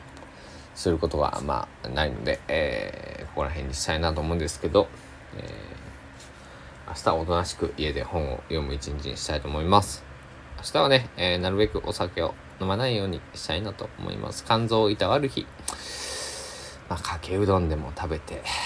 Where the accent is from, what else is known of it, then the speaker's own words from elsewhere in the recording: Tosa, Kochi, Japan; 僕は高知県民高知県 土佐、えー、出身っていうこともああって